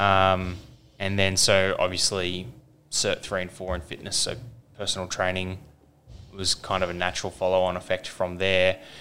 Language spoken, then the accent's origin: English; Kellyville, New South Wales, Australia; also born or lived in Windsor, New South Wales / Baulkham Hills; we moved over to Kellyville, where I spent sort of the next 14 years, really, or no, even more, nearly 20 years there